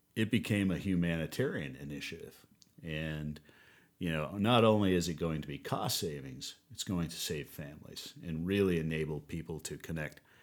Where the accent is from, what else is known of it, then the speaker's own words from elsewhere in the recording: United States; moved away as an adult; also born or lived in New Orleans; we moved back from New Orleans back home here, crazy, in our own backyard where I was born and raised